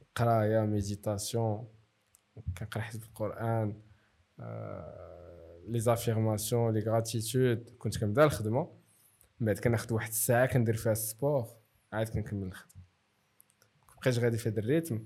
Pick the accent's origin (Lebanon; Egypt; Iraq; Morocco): Morocco; وانا مغربي